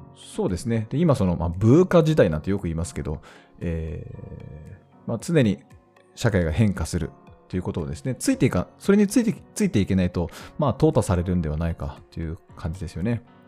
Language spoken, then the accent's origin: Japanese; Hokkaido, Japan; 地元北海道